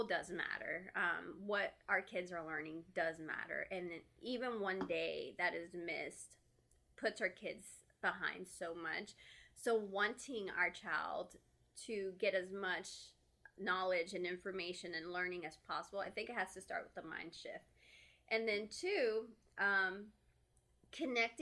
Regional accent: Texas, United States; moved away; I'm from Texas. I grew up there and I'm here and we don't have family

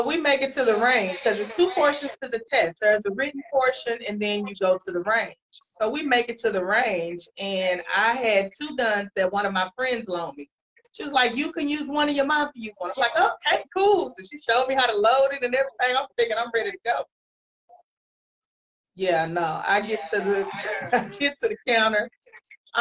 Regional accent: Dallas, Texas, United States; I am Dallas born, Dallas bred. I'm at home. I'm right here from Dallas. I graduated from Carter High School. Grew up in Oak Cliff, Pleasant Grove, Mesquite areas

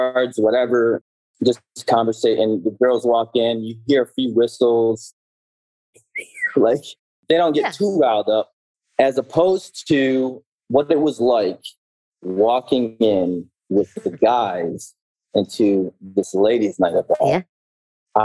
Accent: Detroit, Michigan, United States; I grew up in Detroit, Michigan

